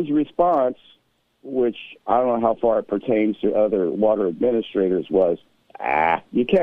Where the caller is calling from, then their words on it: Hawaii, United States; I'm calling from Hawaii.